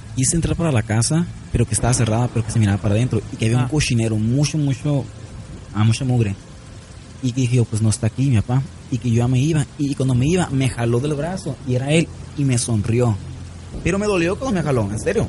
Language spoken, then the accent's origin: Spanish; San Luis Río Colorado, Sonora, Mexico; also born or lived in Nogales, Sonora; yo no soy de Nogales, ¿eh? Pero ahí vivía. Yo nací en San Luis Río Colorado, Sonora. Pero yo vivía en Nogales.